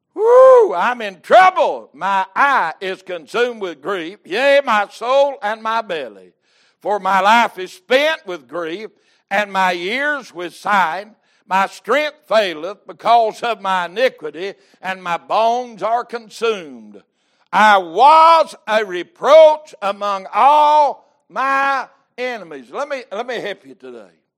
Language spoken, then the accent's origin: English; United States; I'm an American